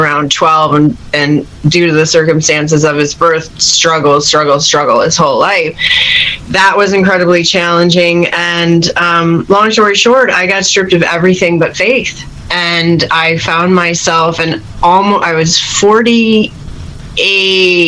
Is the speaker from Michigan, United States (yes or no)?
no; Chicago, Illinois, United States; moved away; also born or lived in San Francisco Bay Area, United States / Los Angeles, United States; I'm from Chicago originally